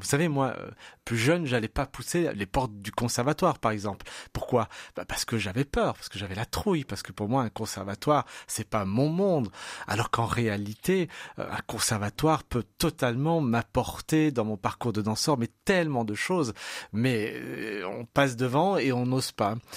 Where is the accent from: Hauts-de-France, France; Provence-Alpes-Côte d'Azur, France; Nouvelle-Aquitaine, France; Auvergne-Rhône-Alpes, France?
Auvergne-Rhône-Alpes, France; Saint-Priest; also born or lived in Lyon; Je suis Saint-Priote. Hein. J'ai toujours vécu dans cette ville. Je suis né à Lyon, mais, mais j'ai grandi à Saint-Priest.